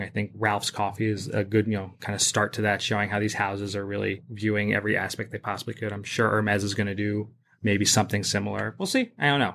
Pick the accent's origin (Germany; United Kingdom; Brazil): United Kingdom; England; moved away as an adult; also born or lived in Upper West Side, New York City, United States; now in New York City, United States; I was born on the Upper West Side. Um, I actually grew up in England, though. I moved to England when I was ten and then went to high school and university there